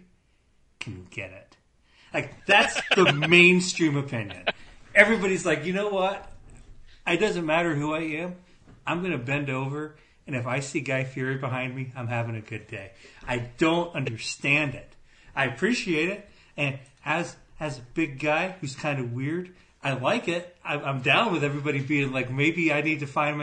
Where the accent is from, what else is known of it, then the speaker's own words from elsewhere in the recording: Avon, Illinois, United States; moved away; you and Babs came to visit me Avon